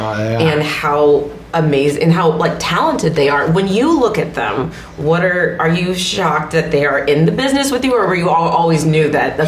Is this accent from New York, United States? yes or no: yes; New York, United States; moved away as an adult; Being a New Yorker, I just moved from New York